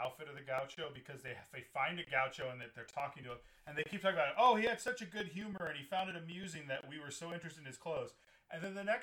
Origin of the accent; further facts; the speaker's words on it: Texas, United States; I grew up in Texas as well